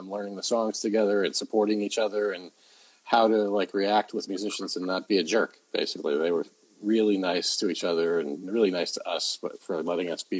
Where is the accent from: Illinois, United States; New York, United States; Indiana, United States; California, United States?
New York, United States; Long Island; moved away as an adult; all the not really smart but very rich kids from Long Island, where I grew up